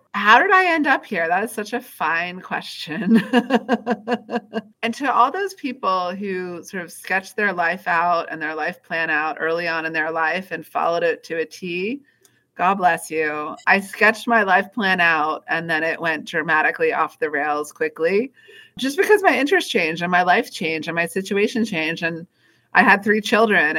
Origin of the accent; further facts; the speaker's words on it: Washington, District of Columbia, United States; I grew up here in Washington, D.C.